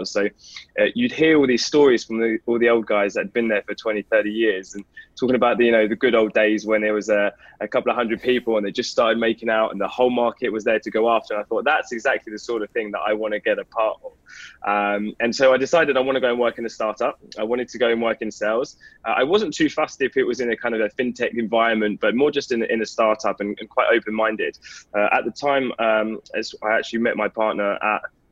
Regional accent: London, United Kingdom; moved away; also born or lived in north of England; I was born and raised in London in a place called Enfield.

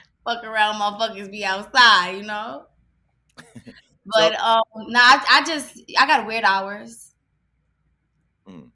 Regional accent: New York City, New York, United States; Growing up in the Bronx

